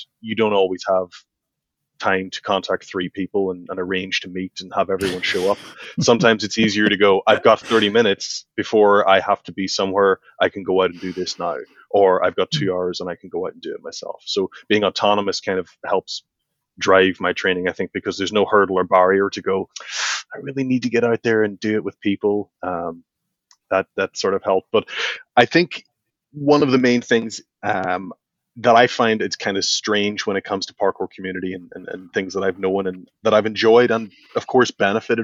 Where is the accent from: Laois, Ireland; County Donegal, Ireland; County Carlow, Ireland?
County Donegal, Ireland; now in Belfast, United Kingdom; I grew up in Northern Donegal in Southern Ireland